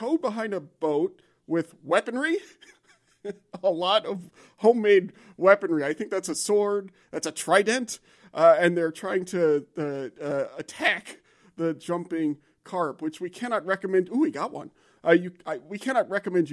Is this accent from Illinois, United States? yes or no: no; Louisiana, United States; moved away; I'm from Louisiana.